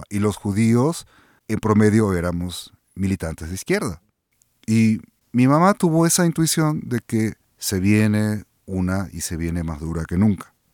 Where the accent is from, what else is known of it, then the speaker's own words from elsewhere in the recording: Mexico City, Mexico; also born or lived in Buenos Aires; regresé a México de DF, dormí, al día siguiente salí a la calle y dije, me cago en la puta madre, soy de aquí